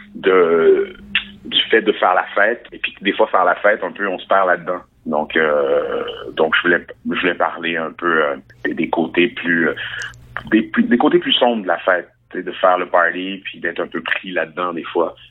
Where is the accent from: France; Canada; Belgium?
Canada; Quebec; je suis né au Québec dans une petite ville